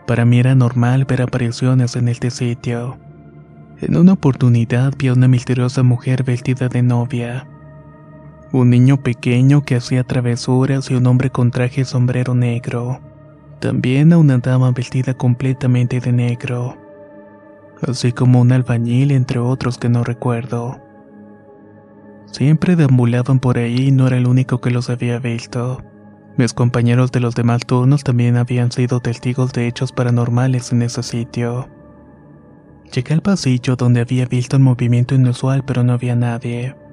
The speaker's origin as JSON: {"language": "Spanish", "town": "Ciudad Juárez", "region": "Chihuahua", "country": "Mexico", "tie": "born or raised there", "said": "soy oriundo de Ciudad Juárez. Nací y crecí allí y es donde vivo actualmente."}